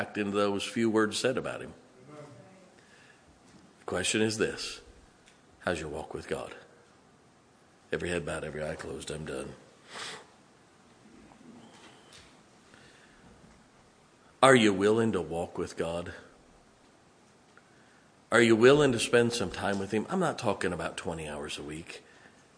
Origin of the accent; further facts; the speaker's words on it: Ohio, United States; accent: West Virginia; also born or lived in West Virginia; I grew up here, but no, we're from West Virginia.